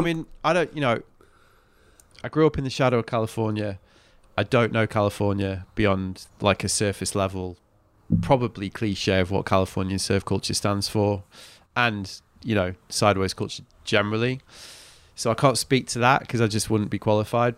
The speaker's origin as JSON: {"language": "English", "region": "England", "country": "United Kingdom", "said": "I'm from England"}